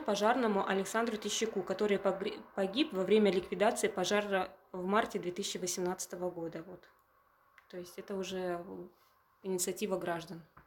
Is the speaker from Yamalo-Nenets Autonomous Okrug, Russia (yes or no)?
yes; Urengoy, Yamalo-Nenets Autonomous Okrug, Russia; also born or lived in Samburg / Tobolsk; я родилась на Пуровской земле, родилась я в селе Самбург, а с 1993 э, года переехали жить вместе с родителями уже в поселок Уренгой. Здесь закончила школу